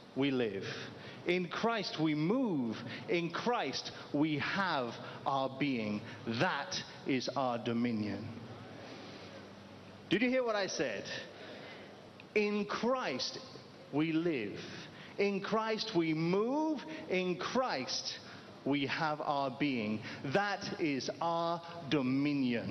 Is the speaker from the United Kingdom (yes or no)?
yes; United Kingdom; moved away; I'm originally from the United Kingdom